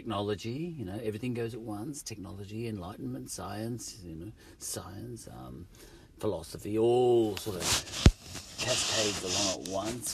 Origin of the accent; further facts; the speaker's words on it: Australia; also born or lived in England; I'm an Aussie